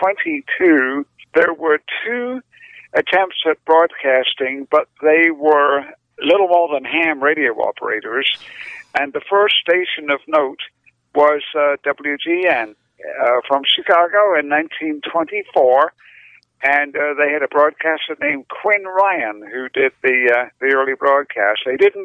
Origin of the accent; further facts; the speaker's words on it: United Kingdom; I'm actually British, although it doesn't sound like it anymore.